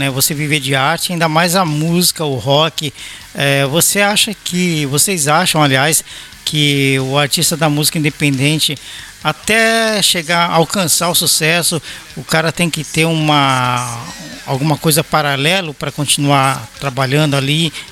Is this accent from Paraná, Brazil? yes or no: no; São Paulo, Brazil; now in Belo Horizonte, Brazil; Você sabe que eu sou paulista, mas eu, eu moro em BH, né?